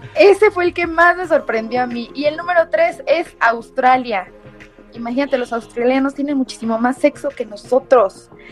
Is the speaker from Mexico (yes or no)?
yes; Mexico